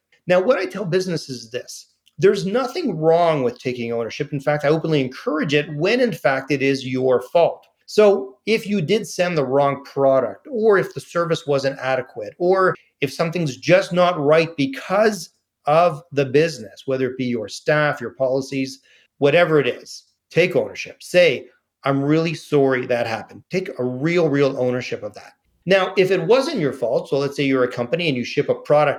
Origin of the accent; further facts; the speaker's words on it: Canada; I'm saying thank you because I'm Canadian.